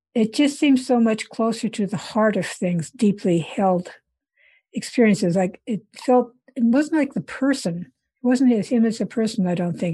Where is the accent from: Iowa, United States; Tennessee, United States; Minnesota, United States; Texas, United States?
Iowa, United States; moved away as an adult; also born or lived in India; I grew up in Iowa, and then, um, uh, after I grad-, went to college in Iowa